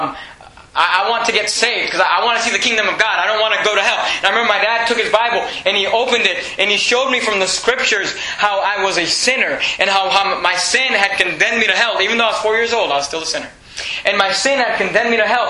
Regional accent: Venezuela; my whole family, we were born in Venezuela

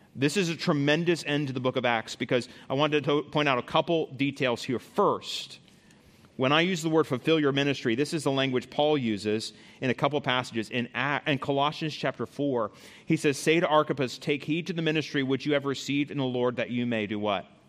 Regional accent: United States

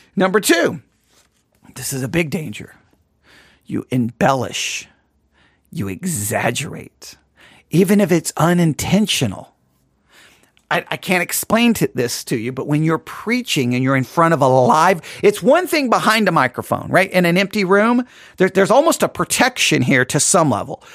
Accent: West Texas, United States; accent: West Texas; My West, my West Texas accent, I think, is coming through there.

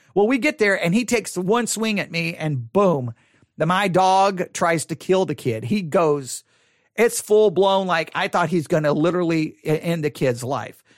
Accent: Buffalo Gap, Texas, United States; I grew up in Buffalo Gap, Texas

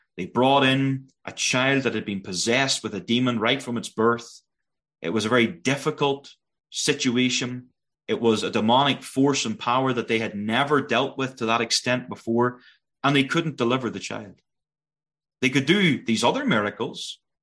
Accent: Northern Ireland, United Kingdom; moved away as an adult; now in Prince George, Canada; you'll know by my accent that I'm not Canadian. Originally born in Northern Ireland

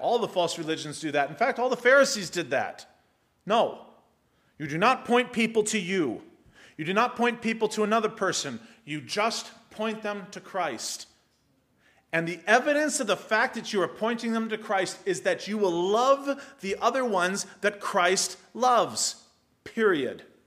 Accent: United States; first language English; I speak one because I'm American

